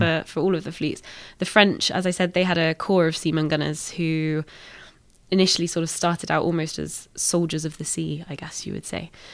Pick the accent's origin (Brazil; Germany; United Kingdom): United Kingdom; we're British